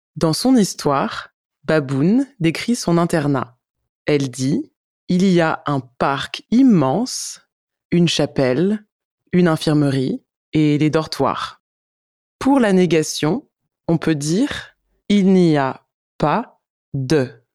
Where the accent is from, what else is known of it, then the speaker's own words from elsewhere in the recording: France; je suis française